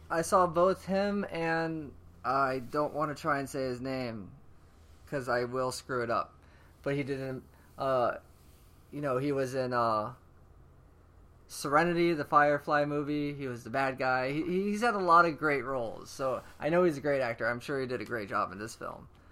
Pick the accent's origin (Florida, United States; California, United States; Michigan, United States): Florida, United States; Orlando; also born or lived in Tampa, Florida; now in Long Beach, United States; I'm from Orlando, Florida, and Tampa